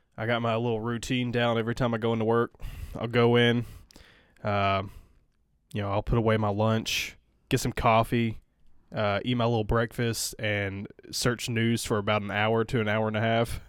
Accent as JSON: {"language": "English", "region": "Tennessee", "country": "United States", "moved": "yes", "lives_now": "Atlanta, United States", "said": "we're both originally from Tennessee. Uh, we moved to Atlanta for a girl"}